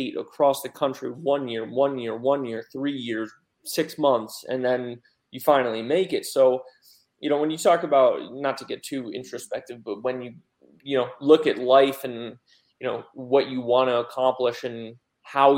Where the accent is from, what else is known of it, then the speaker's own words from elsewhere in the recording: Pennsylvania, United States; moved away as an adult; also born or lived in Oregon; now in Raleigh, United States; I was actually back home in Pennsylvania visiting for a couple of days while living in Oregon